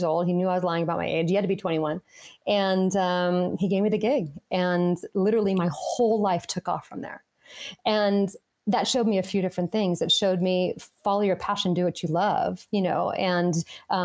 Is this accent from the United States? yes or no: yes; Las Vegas, Nevada, United States; I grew up in Las Vegas